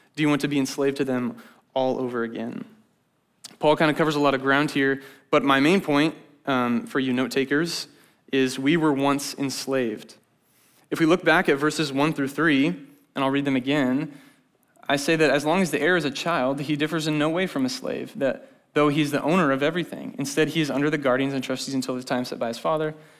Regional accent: Grimes, Iowa, United States; now in Ames, United States; I'm from Grimes.

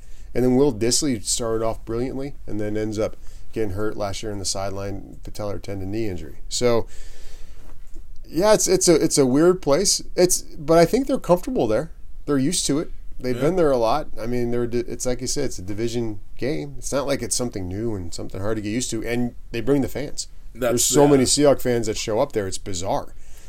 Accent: Snohomish, Washington, United States; I'm from Snohomish.

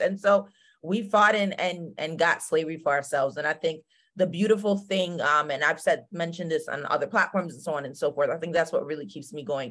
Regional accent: Spring Valley, New York, United States; also born or lived in Scotchtown, New York / South Korea; I grew up in Spring Valley, New York, very small town

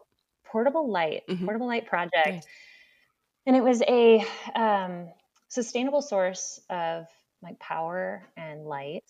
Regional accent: just outside of Detroit, Michigan, United States; I was born and raised just outside of Detroit, Michigan.

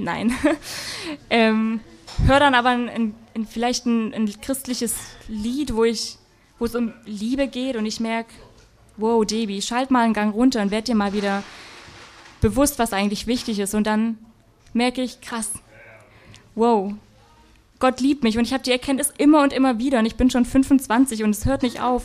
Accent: Black Forest, Baden-Württemberg, Germany; ich komme aus dem Schwarzwald, da sagt man nicht Chemie

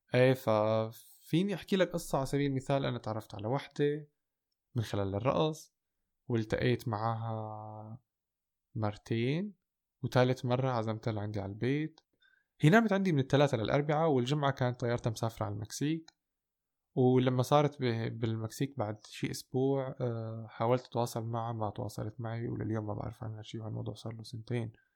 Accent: Damascus, Damascus Governorate, Syria; moved away as an adult; also born or lived in Golan Heights; now in Germany; كنت مولود وسكنت بالشام لحد 2014 أه، بس أنا أهلي من الجولان وموجود حاليا بألمانيا من خمس سنين

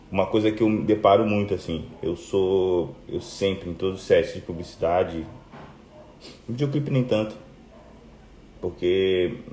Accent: Rio de Janeiro, Brazil; Eu vim do Rio

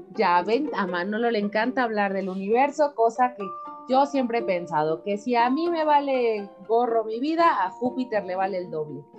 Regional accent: Mexico; como mexicana

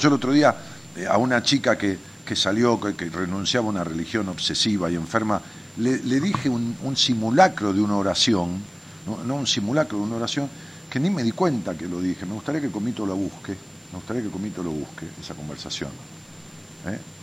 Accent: Ramos Mejía, Buenos Aires Province, Argentina; yo le digo pueblo a Ramón Mejía, tiene 200.000 y es mi pueblo, porque es donde nací

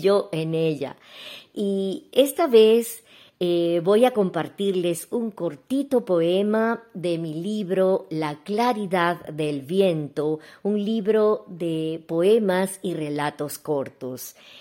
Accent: Ecuador; Soy de Ecuador

